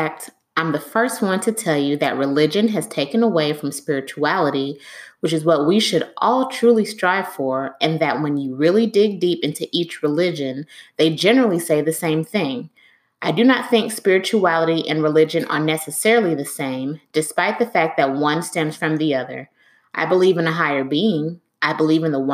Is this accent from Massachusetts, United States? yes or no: no; Miami, Florida, United States; I was born in Miami to a Jamaican mother and a Nigerian father